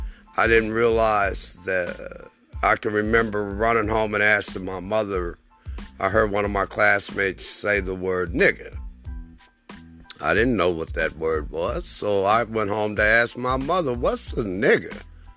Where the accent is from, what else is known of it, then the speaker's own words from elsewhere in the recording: Germany; As a child, I grew up in West Germany during the 60s, the latter part of the 60s.